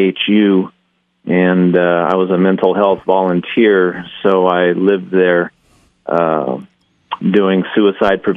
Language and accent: English; Costa Mesa, California, United States; moved away as an adult; now in Boise, United States; I'm from Southern California, Orange County, Costa Mesa specifically